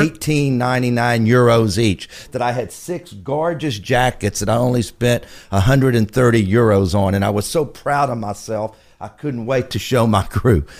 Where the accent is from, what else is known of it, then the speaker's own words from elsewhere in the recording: Galveston, Texas, United States; I was born in Galveston, Texas.